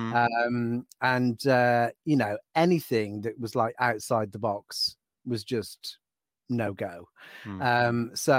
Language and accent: English; Donington, West Midlands, United Kingdom; I was born in Shropshire. {S1} Okay. {S2} I'm a Shropshire lad.